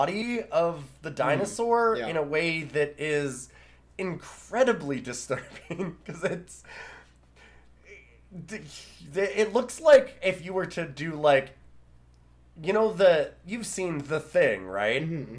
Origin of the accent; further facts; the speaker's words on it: Canada; I'm from Canada.